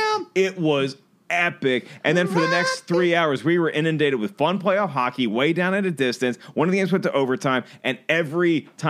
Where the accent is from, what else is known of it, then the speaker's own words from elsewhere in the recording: Washington, District of Columbia, United States; go my hometown